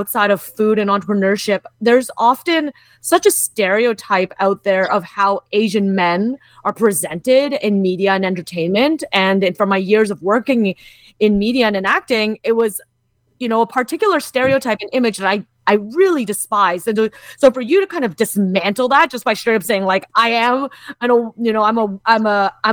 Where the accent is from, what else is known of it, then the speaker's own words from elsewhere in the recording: Kitchener, Ontario, Canada; I grew up in Kitchener-Waterloo